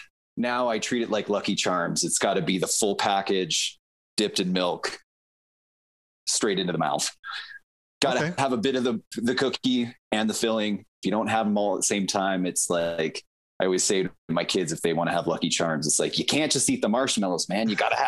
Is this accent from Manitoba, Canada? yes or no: yes; Delta, Manitoba, Canada; born there; my mom was born and raised in Delta, Manitoba, which is just on the southern cusp of Lake Manitoba